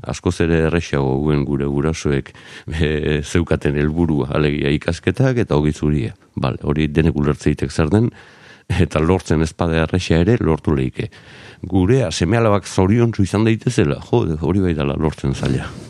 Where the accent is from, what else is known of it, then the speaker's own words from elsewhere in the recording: Zarautz, Basque Country, Spain; also born or lived in Azken Portu; garoako kaletik bai lehen mamis taberna zegoenaren gainean jaiotako nauke